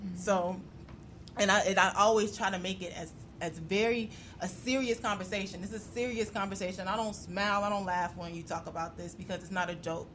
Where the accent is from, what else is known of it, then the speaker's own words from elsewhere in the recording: Chicago, Illinois, United States; I'm from over east too